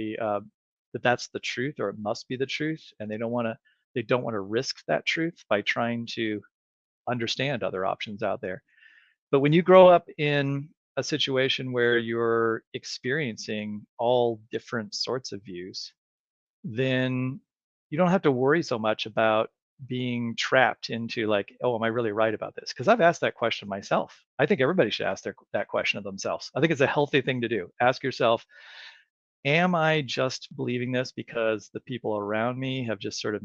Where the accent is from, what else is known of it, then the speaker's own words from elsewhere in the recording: Colorado, United States; I grew up in Colorado, and there I lived at the edge of town